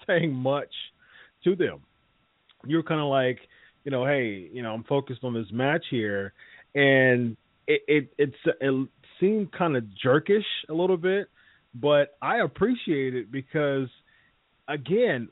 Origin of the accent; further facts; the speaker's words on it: Ohio, United States; I went to an ROH show in Ohio, my hometown